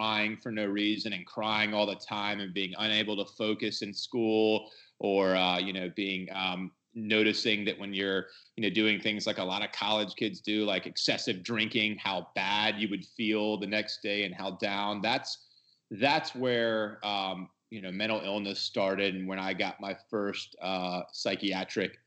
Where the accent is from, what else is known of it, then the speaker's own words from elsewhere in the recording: Georgia, United States; moved away as an adult; also born or lived in Madison, Wisconsin; I'm from Georgia, but I was up in Madison, Wisconsin. I wanted to get as far away from home as possible